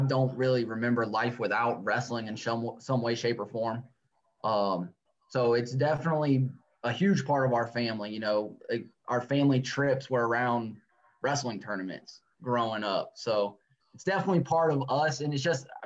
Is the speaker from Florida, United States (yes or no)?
yes; Florida, United States; growing up in Florida